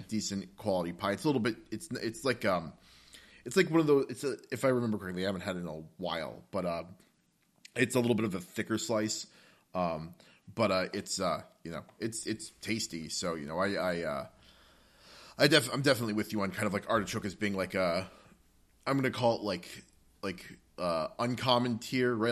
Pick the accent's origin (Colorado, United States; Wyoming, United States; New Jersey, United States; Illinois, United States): New Jersey, United States; Northern; We're both from Northern New Jersey